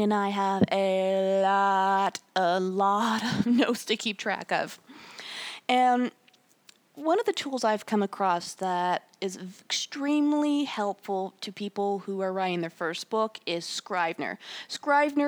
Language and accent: English; United States; I am an American of European descent, predominantly from Germany